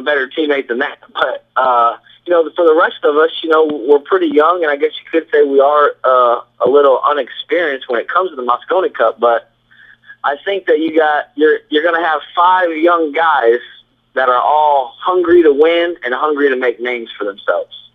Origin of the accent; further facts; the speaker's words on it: Illinois, United States; moved away; I'm originally from Illinois